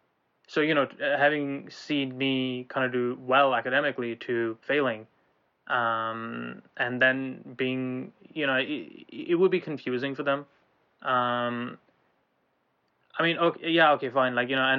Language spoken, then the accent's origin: English; Ireland; now in Glasgow, United Kingdom; So, we're in Glasgow right now. We used to be in Ireland. We grew up in Ireland